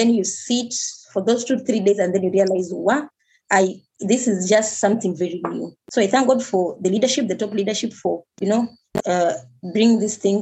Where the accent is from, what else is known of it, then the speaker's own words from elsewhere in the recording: Mombasa, Mombasa County, Kenya; I was born and raised in Mombasa